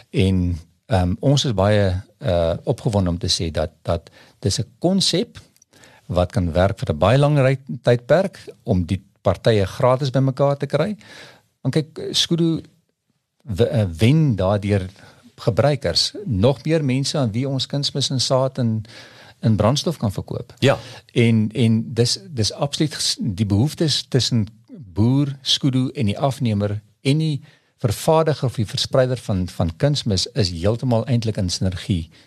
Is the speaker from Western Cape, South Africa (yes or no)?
yes; Paarl, Western Cape, South Africa; ek kom van die Parel af en daar's 'n daar's 'n area wat hulle noem die Waarmakers Vallei